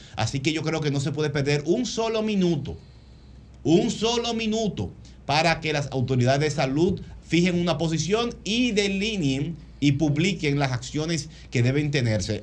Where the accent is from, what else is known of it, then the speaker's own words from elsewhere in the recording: San Isidro, Distrito Nacional, Dominican Republic; la Junta Municipal San Luis, San Isidro, de donde soy